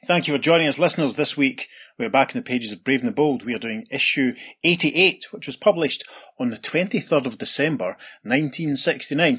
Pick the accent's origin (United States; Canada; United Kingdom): United Kingdom; Scotland; Pete and I, being Scottish